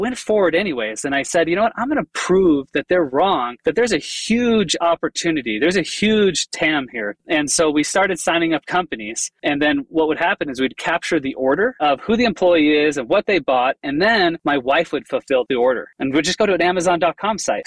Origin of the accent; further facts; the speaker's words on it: Chicago, Illinois, United States; I grew up in the Chicago area